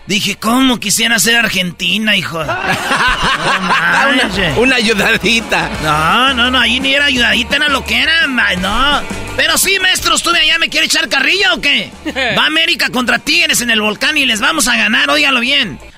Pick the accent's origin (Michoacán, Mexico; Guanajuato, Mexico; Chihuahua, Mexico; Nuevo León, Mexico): Michoacán, Mexico; Jiquilpan